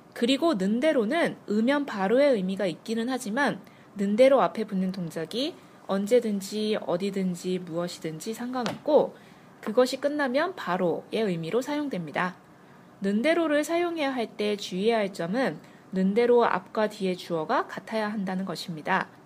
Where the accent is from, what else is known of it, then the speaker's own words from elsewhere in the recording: South Korea; 저 한국 사람이거든요